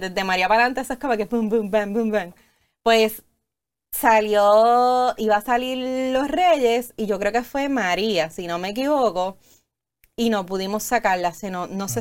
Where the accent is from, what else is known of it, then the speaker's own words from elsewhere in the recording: Puerto Rico; como ciudadanos y como boricua